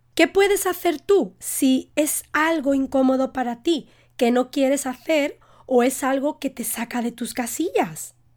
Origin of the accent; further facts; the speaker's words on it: Spain; Yo como española